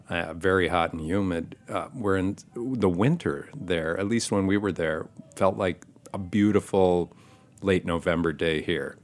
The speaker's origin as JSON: {"language": "English", "region": "Michigan", "country": "United States", "tie": "born or raised there", "also_born_or_lived": "Ann Arbor, Michigan / Manhattan, New York", "moved": "as an adult", "lives_now": "Brooklyn, United States", "said": "my dad was a, a, an owner of a restaurant and a saloon in my hometown in Michigan"}